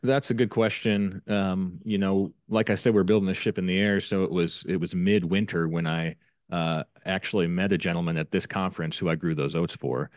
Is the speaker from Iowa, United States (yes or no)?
yes; Northwest Iowa, United States; I'm from Northwest Iowa, and, uh, I'm a crop farmer